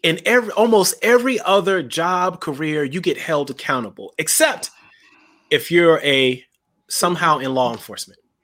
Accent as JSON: {"language": "English", "region": "South Carolina", "country": "United States", "tie": "born or raised there", "said": "growing up in South Carolina"}